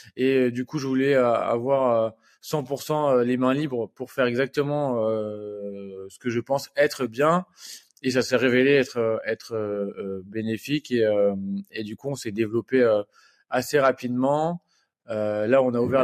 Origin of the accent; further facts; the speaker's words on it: Normandy, France; je suis normand d'origine